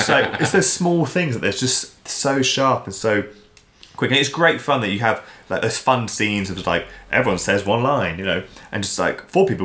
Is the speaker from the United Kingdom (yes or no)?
yes; England, United Kingdom; "Hello, I'm …. I'm English, um